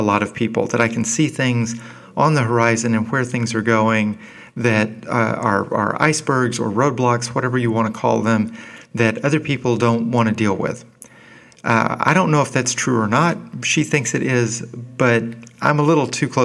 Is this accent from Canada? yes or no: no; Arkansas, United States; my late adolescence and college years coincided with a golden age for the teams at the only major university in my home state of Arkansas